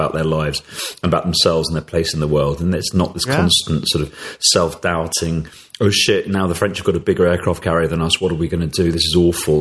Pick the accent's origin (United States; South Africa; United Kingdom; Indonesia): United Kingdom; to be relaxed about being British